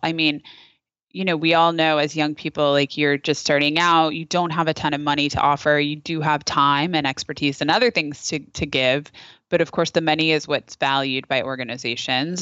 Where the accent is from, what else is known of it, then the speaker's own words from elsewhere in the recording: Napa, California, United States; I'm from Napa, where we had, uh, we had, uh, terrible fires that, that destroyed our community